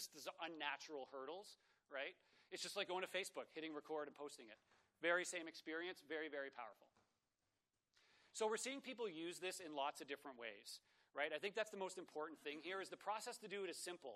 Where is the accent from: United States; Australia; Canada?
Canada; Toronto, Ontario; I'm from Toronto